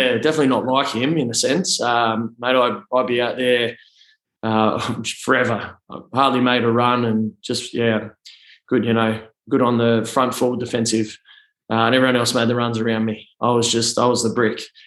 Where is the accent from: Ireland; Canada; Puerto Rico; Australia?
Australia; Canberra, Australian Capital Territory; I'm a Canberra boy. Have been, you know, since I was born. I was born in the Canberra Hospital